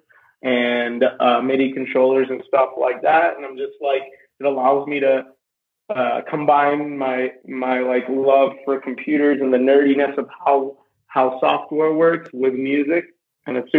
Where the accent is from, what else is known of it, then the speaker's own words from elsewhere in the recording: India; English is a second language; now in Asheville, United States; I was born in India culturally. I've always felt very Indian. English is even my second language.